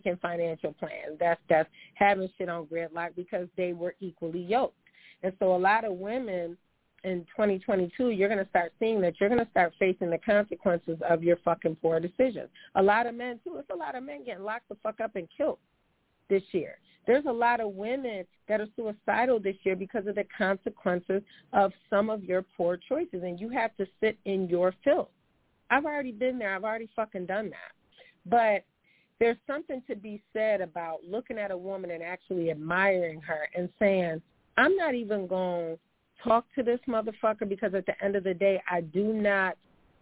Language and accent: English; New York, United States; also born or lived in California; I'm a New Yorker, I'm a New York girl